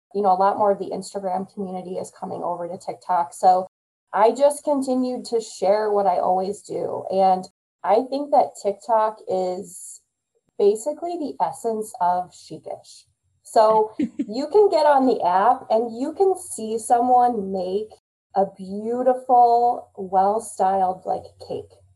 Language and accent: English; Midwest, United States; I'm a Midwesterner and I love the Midwest way of life